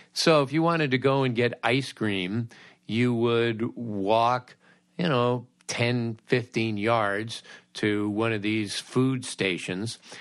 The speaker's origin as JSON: {"language": "English", "town": "Los Angeles", "region": "California", "country": "United States", "tie": "born or raised there", "said": "my checkered youth growing up in Los Angeles"}